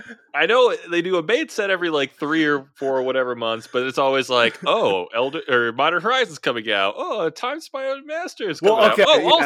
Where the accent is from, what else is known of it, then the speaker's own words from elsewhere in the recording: Midwest, United States; accent: Midwestern; Yes, I'm saying it with my Midwestern accent.